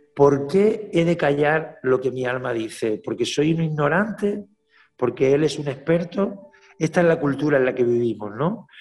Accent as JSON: {"language": "Spanish", "town": "Málaga", "region": "Andalusia", "country": "Spain", "said": "como buen malagueño, como buen andaluz"}